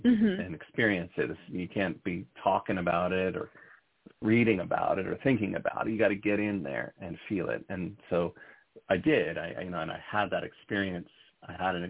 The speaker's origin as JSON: {"language": "English", "region": "New Jersey", "country": "United States", "moved": "yes", "lives_now": "Berkshires, Massachusetts, United States", "said": "I'm a transplant to the Berkshires. I'm originally from North Jersey"}